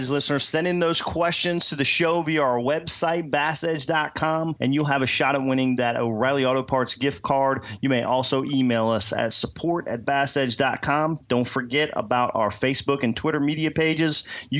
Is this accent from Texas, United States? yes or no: yes; Del Rio, Texas, United States; Today's question comes from right here in my hometown.